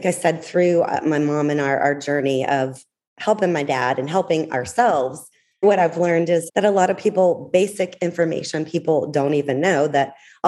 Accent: Atlanta, Georgia, United States; moved away; I am born and raised in Atlanta

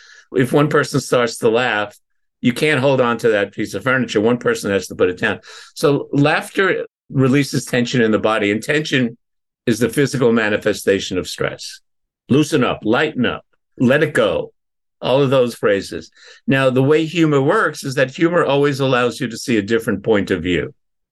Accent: Northampton, Massachusetts, United States; I was with a client in my hometown where I was living, Northampton, Massachusetts, walked into a restaurant.

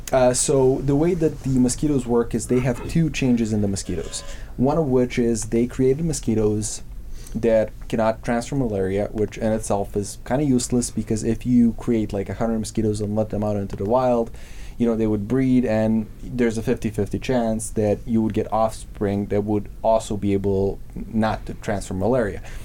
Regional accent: Serbia; moved away; I'm from Serbia. I have a lot of con- a lot of family on the countryside

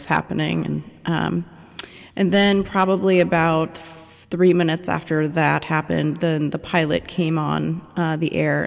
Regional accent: Oregon, United States; moved away as an adult; also born or lived in Belfast; I'm from the West Coast originally, so I was flying home to Oregon to be with my parents.

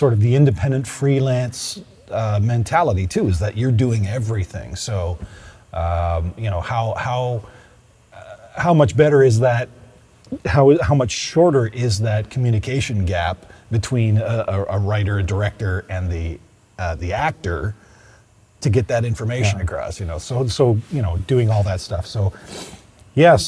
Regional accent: Oshawa, Ontario, Canada; I came from a bustling, auto-driven town or city, Oshawa.

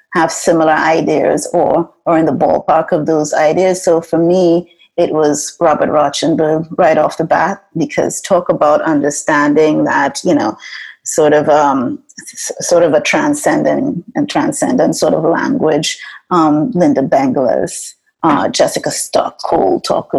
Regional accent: Trinidad & Tobago; moved away as an adult; now in United States; growing up in Trinidad

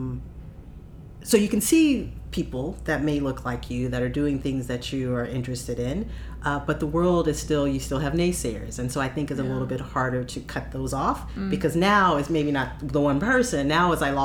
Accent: Pasadena, California, United States; I grew up in Pasadena

